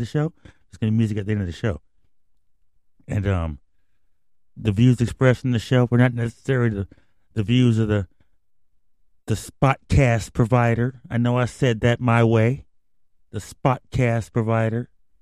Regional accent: the West, West Coast, United States; I'm from the West.

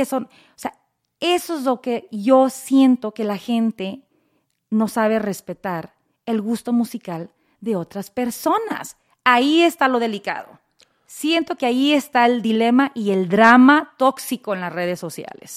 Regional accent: Los Angeles, California, United States; yo crezco aquí, en Los Ángeles

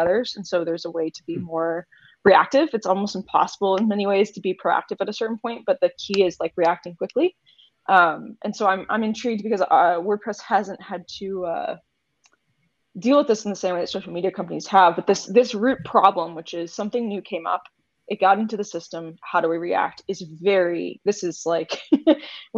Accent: United States; I'm extremely American

